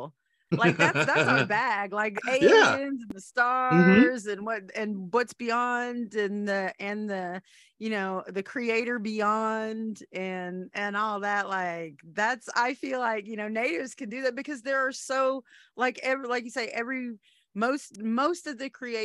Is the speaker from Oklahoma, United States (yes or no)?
yes; Anadarko, Oklahoma, United States; growing up in Anadarko